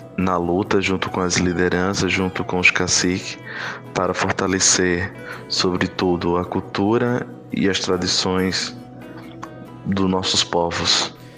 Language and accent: Portuguese; Cabrobó, Pernambuco, Brazil; now in Recife, Brazil; eu sou indígena do povo Trucar, do município de Cabrobó.